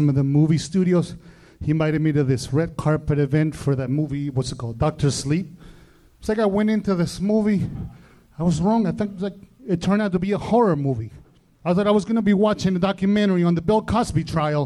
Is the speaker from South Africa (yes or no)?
no; Argentina; moved away; I'm from the South